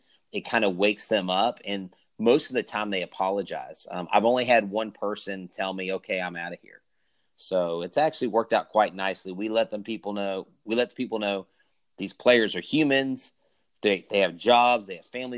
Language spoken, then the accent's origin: English; Houston, Texas, United States; Houston Astros growing up in Houston